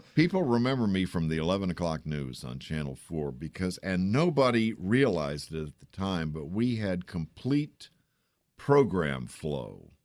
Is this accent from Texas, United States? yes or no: yes; San Antonio, Texas, United States; now in Washington, D.C., United States; I grew up in San Antonio, Texas.